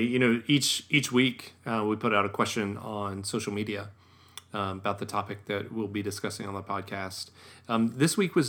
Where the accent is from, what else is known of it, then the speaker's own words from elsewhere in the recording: United States; this was the eye-opener for us because we're from America.